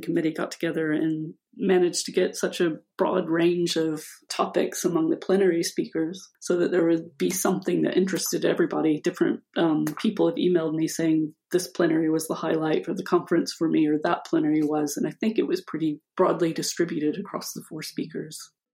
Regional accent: United States; moved away as an adult; also born or lived in United Kingdom; now in Liverpool, United Kingdom; Although I'm American, I haven't lived in the US since

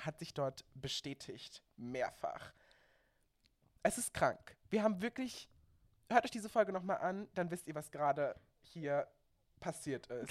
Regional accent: Baden-Württemberg, Germany; now in Berlin, Germany; ich bin aus Baden-Württemberg

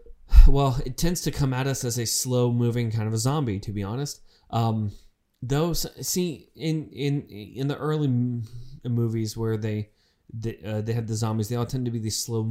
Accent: United Kingdom; Josh had asked, is this because I'm British?

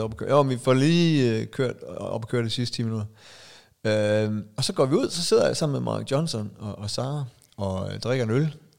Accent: Aalborg, North Denmark Region, Denmark; now in Zealand, Denmark; vi er jo fra Aalborg

